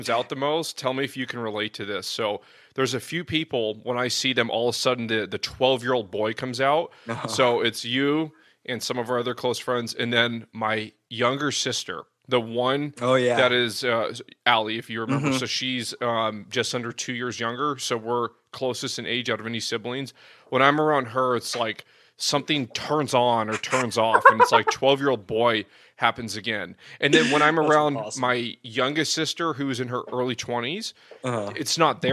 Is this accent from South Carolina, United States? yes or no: no; San Jose, California, United States; I was born in San Jose